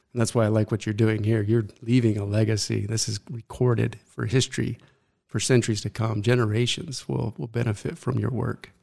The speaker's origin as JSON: {"language": "English", "town": "Mesa", "region": "Arizona", "country": "United States", "tie": "born or raised there", "said": "I was born right here in Mesa, Arizona"}